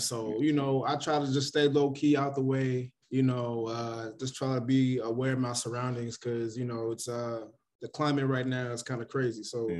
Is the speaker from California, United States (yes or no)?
yes; Hayward, California, United States; also born or lived in Oakland, California; now in Los Angeles, United States; So I grew up in the Bay Area, was born in Oakland, California, and then raised majority of my life in Hayward, California. So now I live in L.A., so it's a definitely different culture, a different experience.